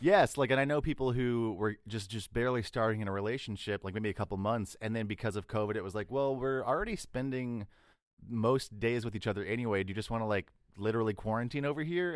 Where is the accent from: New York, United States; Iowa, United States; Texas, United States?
Texas, United States; I'm from Texas